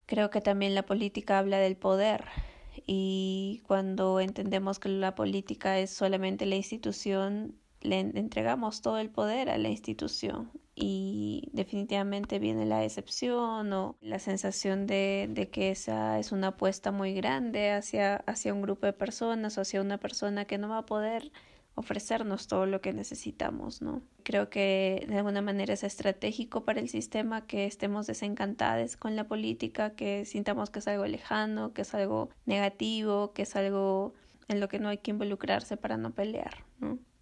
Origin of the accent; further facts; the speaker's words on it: Cusco, Peru; moved away; also born or lived in Lima; yo nací en Cusco